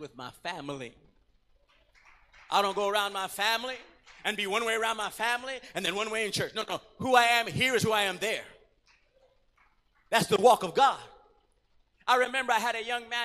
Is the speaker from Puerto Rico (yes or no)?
yes; Puerto Rico; moved away; I was from Puerto Rico